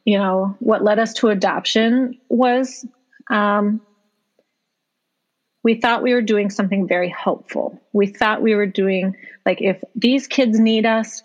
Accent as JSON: {"language": "English", "town": "Duluth", "region": "Minnesota", "country": "United States", "tie": "born or raised there", "also_born_or_lived": "Bemidji, Minnesota / Roseau, Minnesota", "moved": "as an adult", "lives_now": "Brooklyn Park, United States", "said": "I was born and raised in Duluth, Minnesota"}